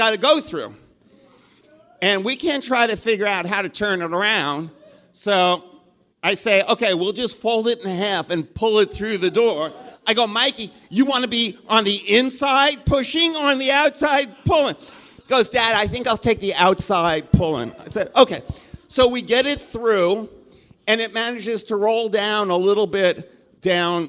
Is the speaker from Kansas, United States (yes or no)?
no; New York, United States; moved away; I'm from New York originally